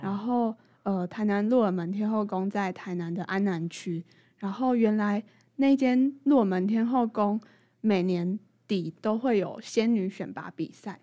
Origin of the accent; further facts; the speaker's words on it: Tainan, Taiwan; moved away as an adult; also born or lived in Taipei; 我是台南来的小孩